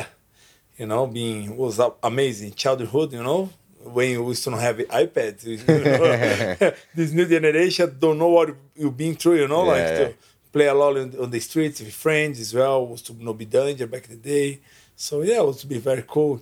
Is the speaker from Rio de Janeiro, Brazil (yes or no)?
no; São Paulo, Brazil; English is a second language; now in Australia; I born in São Paulo, but I moved to a little bit west from São Paulo, like 40 minutes